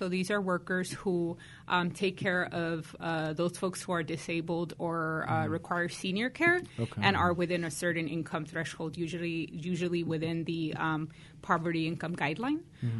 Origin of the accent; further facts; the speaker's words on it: Bell Gardens, California, United States; also born or lived in Huntington Park, California / Pico Rivera, California / Whittier, California; I grew up through elementary school in Bell Gardens, California.